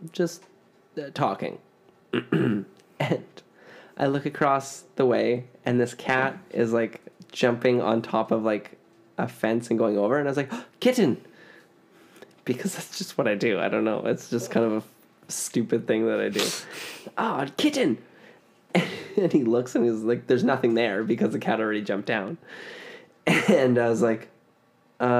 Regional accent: Ontario, Canada; accent: Canadian, Ontario; moved away; my Canadian accent has never left me. And my Eastern Canada accent, well, not Eastern because like not Newfoundland, but like Ontario, I get clocked all the time by people back home

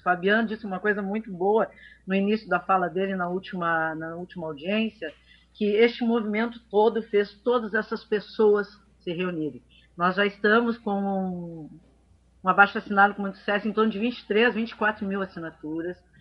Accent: Santa Catarina, Brazil; now in Porto Alegre, Brazil; eu vim morar aqui, eu sou catarinense

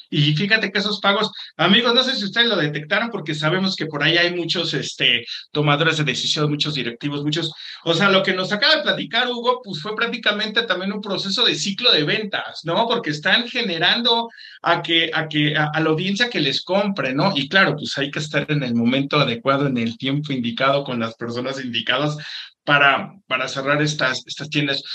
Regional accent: Mexico; yo también como mexicano

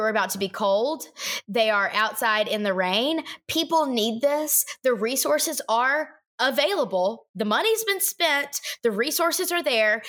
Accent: Alabama, United States; now in Tennessee, United States; I grew up in Alabama with Cable One.

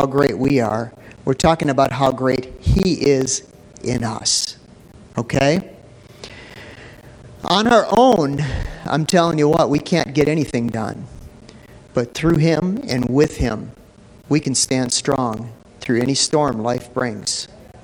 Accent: Minneapolis, Minnesota, United States; I grew up in North Minneapolis, you know, and it was a relatively rough neighborhood

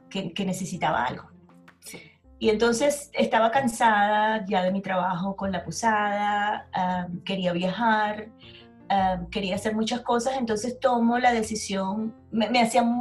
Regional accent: Venezuela; moved away; Eh, como cuando me fui de Venezuela, fue todo muy lindo.

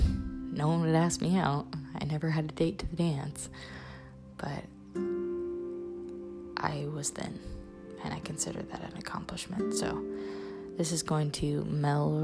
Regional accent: Central Illinois, United States; I'm from Central Illinois. My dad's been the head football coach here for 30 years

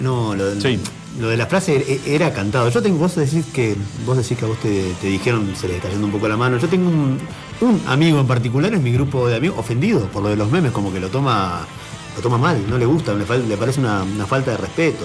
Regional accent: Argentina; yo hablo como argentino en general.

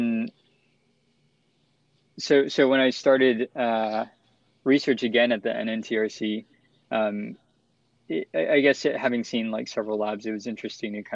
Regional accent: San Marcos, Texas, United States; my hometown of San Marcos, Texas

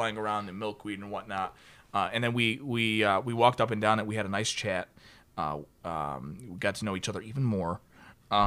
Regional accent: Chicago, Illinois, United States; I'm from Chicago.

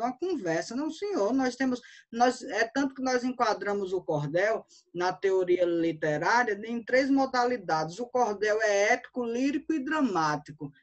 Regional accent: Banzaê, Bahia, Brazil; moved away; eu sou de uma cidade pequena do interior da Bahia, de uma cidade chamada Banzaê

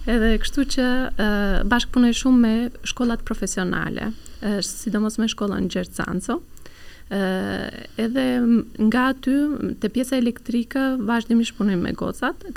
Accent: Turkey; Albanian is a second language; moved away as an adult; now in Albania; kur kam qenë në Turqi duke punuar

